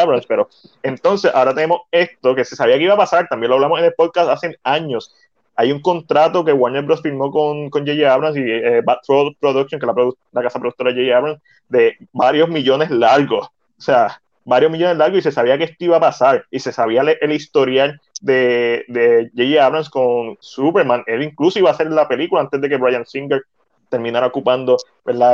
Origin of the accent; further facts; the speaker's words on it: Puerto Rico; como puertorriqueño